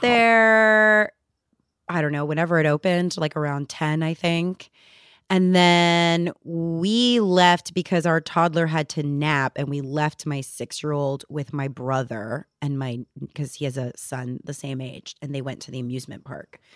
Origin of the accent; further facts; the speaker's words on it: New Jersey, United States; I'm from New Jersey